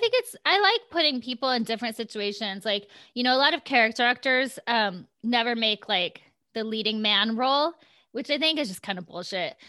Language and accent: English; Iowa, United States; born or raised there; now in California, United States